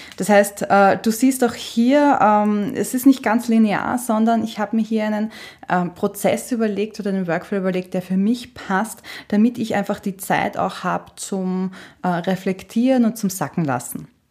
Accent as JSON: {"language": "German", "country": "Austria", "said": "Bei uns in Österreich sagt man Stricherliste"}